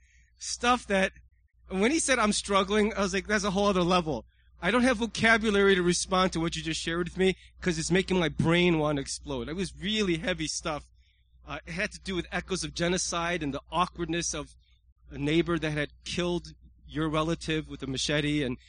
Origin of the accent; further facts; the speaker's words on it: United States; as an American